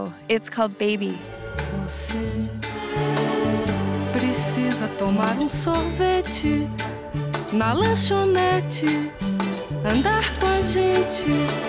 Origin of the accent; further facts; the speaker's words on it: Canada; also born or lived in Netherlands; Being Canadian and all